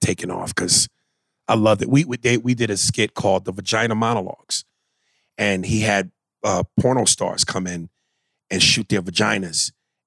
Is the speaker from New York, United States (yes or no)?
yes; New York, United States; I'm from New York